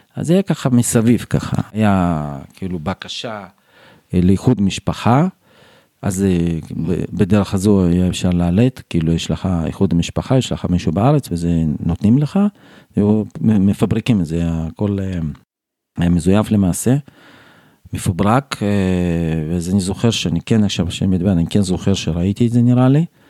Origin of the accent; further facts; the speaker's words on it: Tashkent, Uzbekistan; Hebrew is a second language; moved away as an adult; now in Beitar Illit, Israel; אני גדלתי באוזבקיסטן